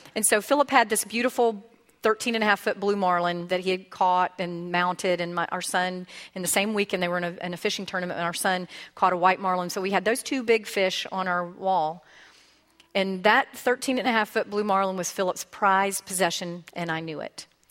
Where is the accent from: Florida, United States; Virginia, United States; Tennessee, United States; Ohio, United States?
Florida, United States; Pensacola; I was born and raised in Pensacola